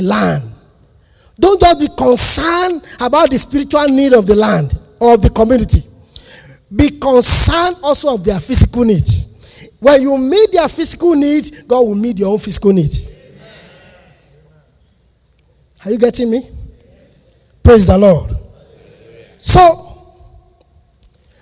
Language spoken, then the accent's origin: English; Lagos, Nigeria; moved away; also born or lived in Ondo State; I'm a Lagos boy. I was born in Lagos.